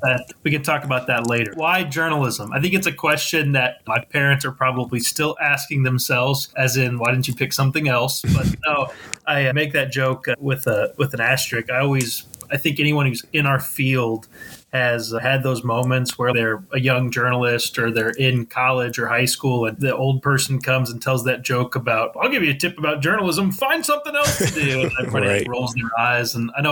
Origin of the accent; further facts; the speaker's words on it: Sedalia, Missouri, United States; moved away as an adult; also born or lived in Columbia, Missouri / Knoxville, Tennessee; now in St. Louis, United States; I was born and raised in Sedalia, Missouri.